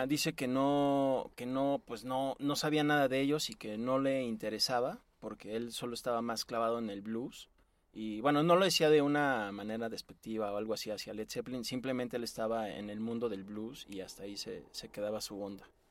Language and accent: Spanish; Mexico; nuestro país, a México